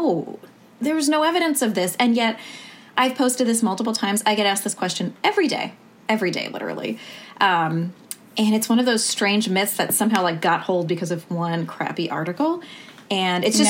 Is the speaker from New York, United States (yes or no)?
yes; New York, United States; moved away as an adult; also born or lived in New Orleans, United States; now in Portland, United States; I grew up in New York, but went to medical school in New Orleans